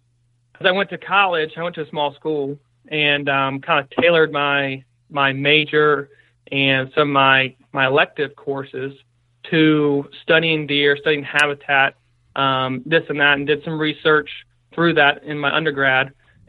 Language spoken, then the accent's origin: English; Virginia, United States; Yeah, so for me, I grew up on the East Coast. I'm a Virginia native and spent 22 years of my life growing up there